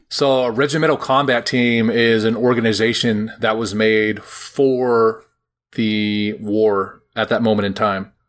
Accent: Roseville, California, United States; I'm like from from Roseville, which is just north of there

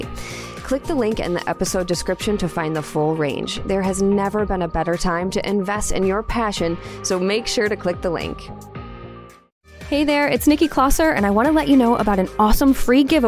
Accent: Midwest, United States; I'm from the Midwest

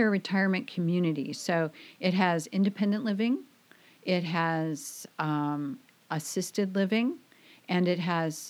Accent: Glendale, Arizona, United States; moved away as an adult; also born or lived in Kirkland, Washington; now in Camano Island, United States; Oh, I grew up in Phoenix, Glendale, Arizona, actually, in the Phoenix area. And I went to high school there and worked my way through my adult years.

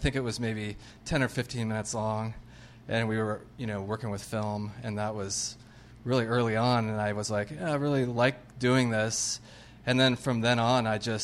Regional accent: Arizona, United States; moved away as an adult; now in Los Angeles, United States; I'm from Arizona

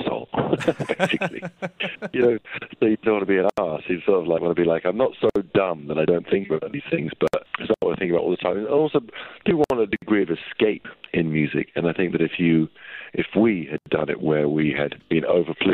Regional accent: London, United Kingdom; where I grew up in North London

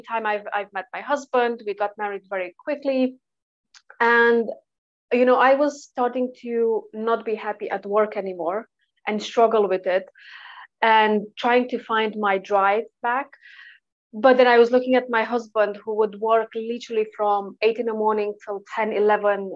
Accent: Romania; moved away as an adult; now in Sheffield, United Kingdom; I'm originally from Eastern Europe, and then I straight away moved to the UK straight after uni.

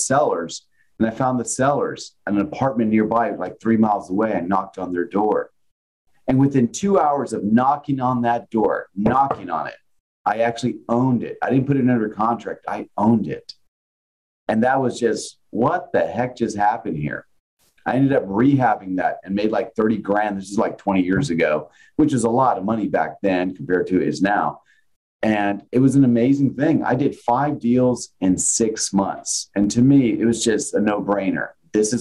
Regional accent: San Antonio, Texas, United States; also born or lived in Nebraska; I'm from San Antonio. I'm born and raised here

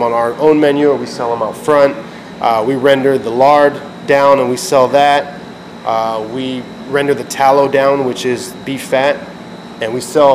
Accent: Tampa, Florida, United States; Born and raised in Tampa, Sicilian Cuban heritage. My parents are both from Ybor City. Grew up in West Tampa in Seminole Heights my entire life

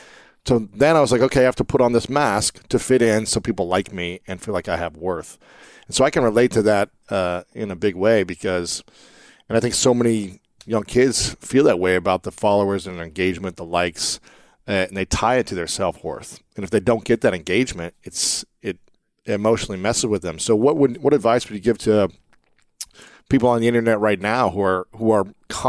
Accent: Ohio, United States; For me, growing up in Ohio, I was born in 83

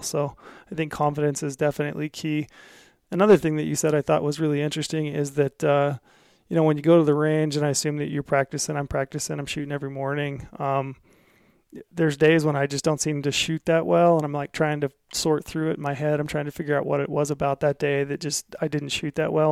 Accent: Utah, United States; we're both from Utah

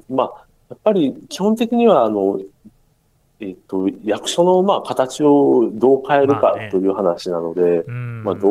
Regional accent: Osaka, Japan; 私自身はあの大阪の、なんていうんですかね、あの、ずっと南の方の出身なん

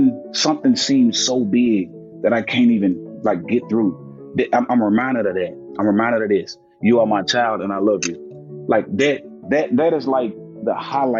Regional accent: Jackson, Tennessee, United States; I grew up in Jackson, Tennessee, a town an hour outside of Memphis, Tennessee

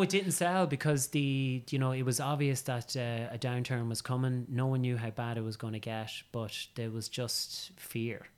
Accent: County Meath, Leinster, Ireland; I'm from County Meath and, um, I'm a tillage farmer's son

